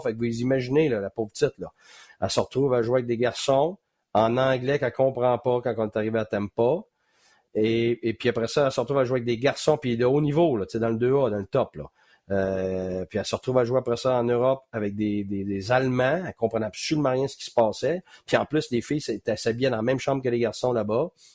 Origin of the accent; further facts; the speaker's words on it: Quebec, Canada; also born or lived in West Island, Montreal; quand je suis arrivé dans l'Ouest de l'Île, comme je te dis, tu sais, là, à dix ans